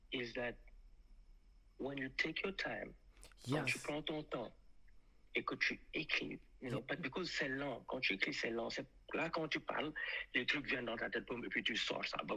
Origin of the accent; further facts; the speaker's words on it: France; Je sais que je suis un français.